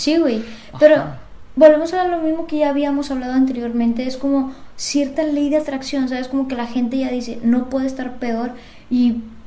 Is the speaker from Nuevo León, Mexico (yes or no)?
yes; Monterrey, Nuevo León, Mexico; yo soy de Monterrey, formo parte del área metropolitana